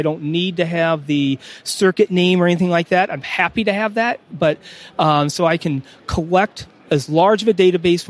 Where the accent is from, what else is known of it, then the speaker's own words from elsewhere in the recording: Fort Wayne, Indiana, United States; also born or lived in California / East Coast / West Coast; now in West Virginia, United States; While I was born out in California, I grew up in Indiana. We moved when I was four, so I'm a Northeast Indiana, Fort Wayne native.